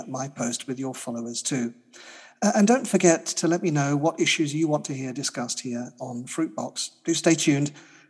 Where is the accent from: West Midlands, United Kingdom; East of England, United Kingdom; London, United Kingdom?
London, United Kingdom; my hometown here in London